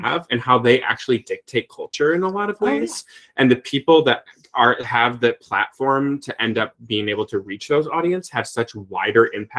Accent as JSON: {"language": "English", "country": "United States", "tie": "born or raised there", "said": "growing mm-hmm. up like queer in a very mm-hmm. small town and, you know, the border of Illinois and Iowa, like, you know, 1,200 people in my hometown"}